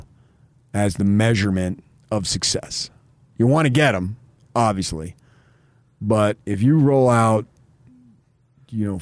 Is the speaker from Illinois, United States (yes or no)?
no; New York suburbs, United States; moved away; when I was a kid growing up in the New York suburbs